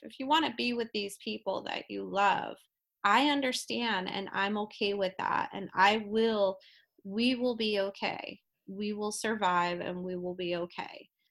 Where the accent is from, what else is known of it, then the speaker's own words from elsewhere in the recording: New Jersey, United States; I'm originally from South Jersey